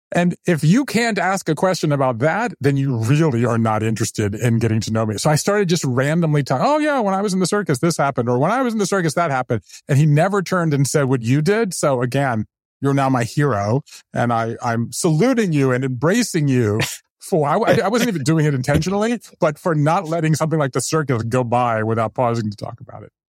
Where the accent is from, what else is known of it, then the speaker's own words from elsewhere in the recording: Savannah, Georgia, United States; moved away as an adult; also born or lived in New Haven / Japan; now in Brooklyn, United States; I grew up in the South, then I left there. I went to Yale